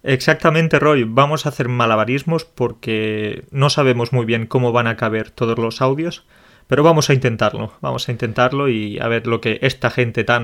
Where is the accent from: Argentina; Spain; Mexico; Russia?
Russia; Spanish is a second language; Ah, soy ruso, vivo en Moscú, estoy estudiando español por cinco o seis años.